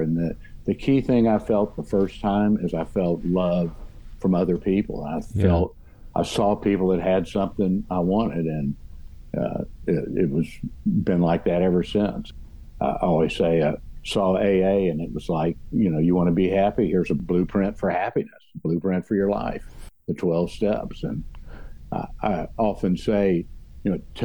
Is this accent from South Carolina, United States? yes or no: no; Houston, Texas, United States; also born or lived in West University Place, Texas; we grew up in Meyerland, I went to Bel Air High School 1 year